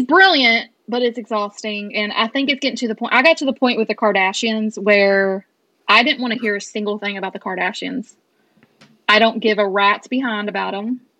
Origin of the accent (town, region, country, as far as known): Owensboro, Kentucky, United States; born or raised there